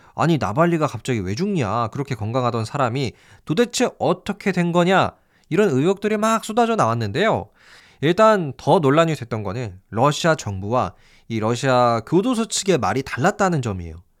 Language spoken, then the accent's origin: Korean; South Korea